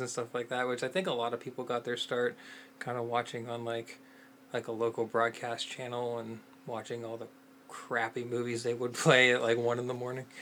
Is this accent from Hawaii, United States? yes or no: no; Pittsburgh, Pennsylvania, United States; grew up in Pittsburgh, Pennsylvania, where Night of the Living Dead was made